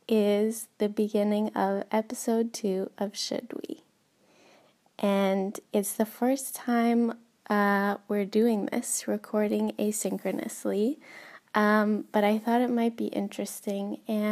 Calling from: Helsinki, Uusimaa, Finland; Diana, this is …, and I am calling from Helsinki.

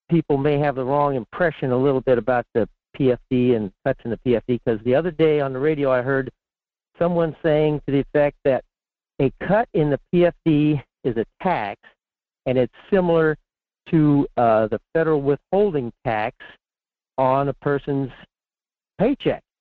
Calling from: Fairbanks, Alaska, United States; in Fairbanks.

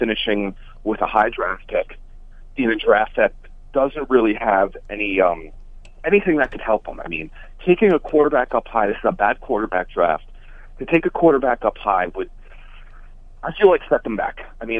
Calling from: Mahwah, New Jersey, United States; from Mahwah.

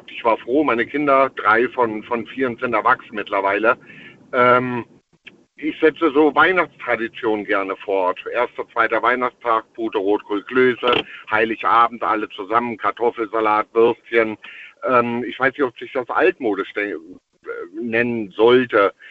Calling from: Eitelborn, Rhineland-Palatinate, Germany; steh ich nicht an einem Computer drin, auf Eitelborn, Westerwald

